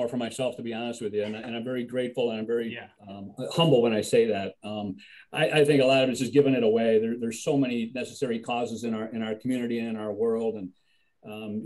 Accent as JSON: {"language": "English", "town": "Buffalo", "region": "New York", "country": "United States", "tie": "born or raised there", "moved": "yes", "lives_now": "Elmira, United States", "said": "I coming from Buffalo, born and raised in Buffalo."}